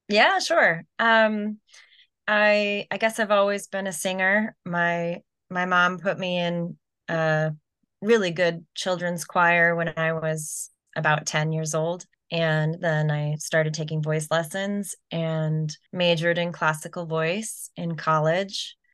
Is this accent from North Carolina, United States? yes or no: no; Orange County, California, United States; now in San Francisco, United States; I grew up in Orange County